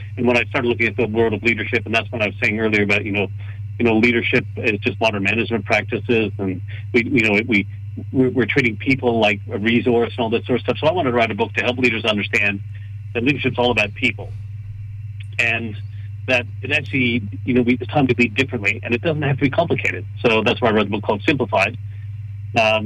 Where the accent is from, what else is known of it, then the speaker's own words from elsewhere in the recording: Canada; I'm Canadian. We say sorry